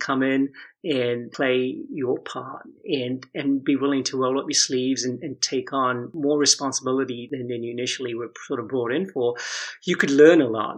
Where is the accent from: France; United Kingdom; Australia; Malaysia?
United Kingdom; London; moved away; I'm actually from the UK, so I grew up in London